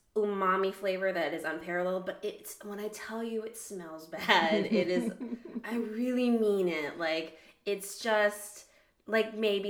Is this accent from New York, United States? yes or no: no; Minnesota, United States; I'm from Minnesota.